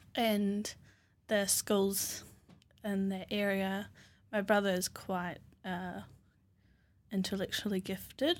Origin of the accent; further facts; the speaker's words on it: Raglan, Waikato, New Zealand; also born or lived in Ngāruawāhia / Hamilton; I grew up in Whangarua, out in Raglan